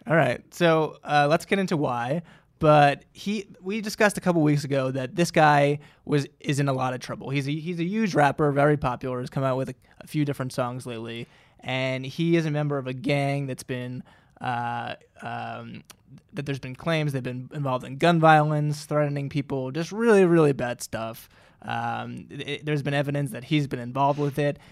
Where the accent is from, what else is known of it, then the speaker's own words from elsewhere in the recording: New Jersey, United States; my home state